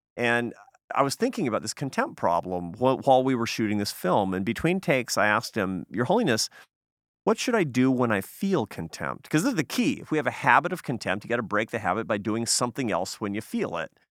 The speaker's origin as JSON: {"language": "English", "town": "Seattle", "region": "Washington", "country": "United States", "tie": "born or raised there", "moved": "yes", "said": "my hometown in Seattle."}